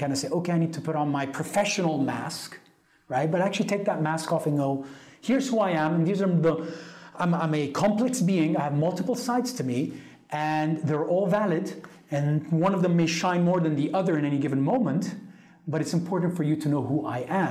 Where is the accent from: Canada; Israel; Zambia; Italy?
Italy; I grew up in Italy